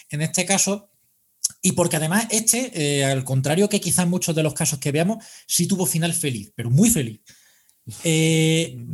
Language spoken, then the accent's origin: Spanish; Spain; esto es muy relativo, es que es que vengo de España, joder, ¿sabes?